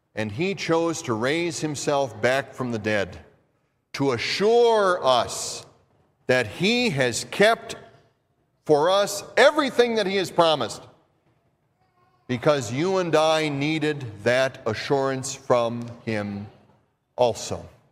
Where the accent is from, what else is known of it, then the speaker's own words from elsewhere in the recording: Minnesota, United States; accent: Minnesota; my Minnesota accent